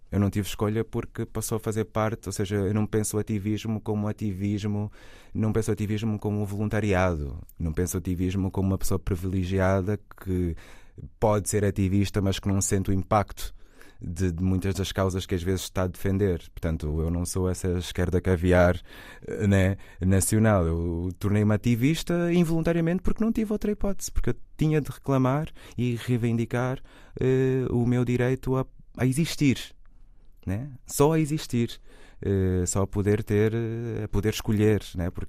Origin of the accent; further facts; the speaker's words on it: Portugal; born there; Ai, não, eu nasci em Portugal, eu tenho que ir para lá, que é o meu país, é onde ficou o meu cordão umbilical